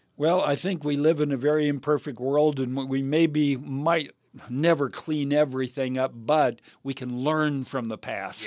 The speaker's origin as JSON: {"language": "English", "country": "United States", "said": "I am a Christian before I am an American."}